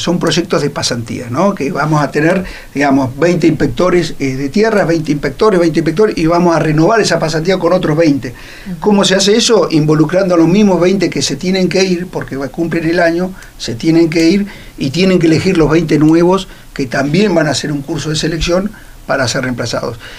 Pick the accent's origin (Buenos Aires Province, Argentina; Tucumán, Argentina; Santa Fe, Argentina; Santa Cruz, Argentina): Santa Cruz, Argentina; Río Gallegos; mi barrio, que es el barrio PAP, donde yo nací